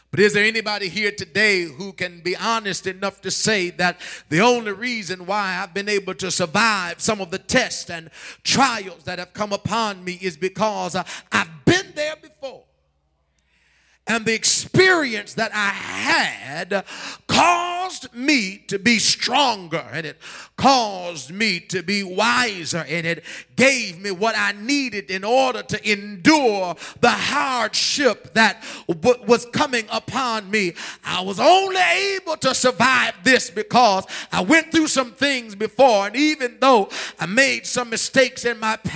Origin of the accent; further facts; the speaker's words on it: New York, United States; now in Milwaukee, United States; I, I came from New York.